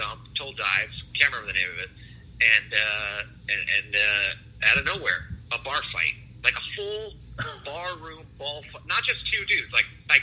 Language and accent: English; Cleveland, Ohio, United States; now in Los Angeles, United States; I was born in Cleveland